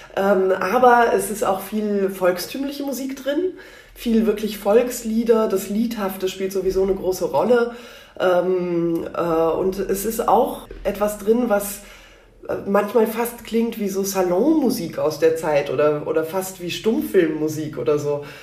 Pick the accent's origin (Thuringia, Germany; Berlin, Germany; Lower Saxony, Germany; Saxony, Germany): Berlin, Germany; ich bin geboren in Berlin in einer ähm, sehr äh, gemischten Familie